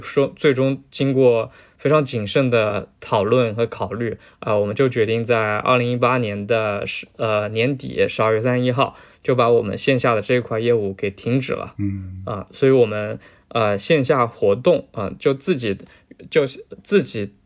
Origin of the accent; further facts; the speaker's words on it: Zhejiang, China; 我是浙江人嘛，浙江农村人，呃，所以身边几乎所有的亲戚，全都是经商的